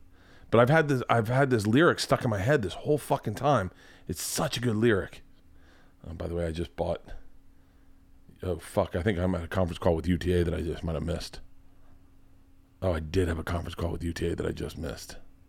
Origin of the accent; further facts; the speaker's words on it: College Park, Georgia, United States; College Park is a part of Atlanta, just so you know. I'm from College Park.